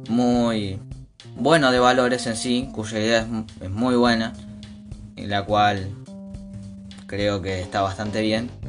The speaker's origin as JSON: {"language": "Spanish", "country": "Argentina", "said": "como sociedad argentina, nosotros no estamos preparados para tener ese derecho en particular"}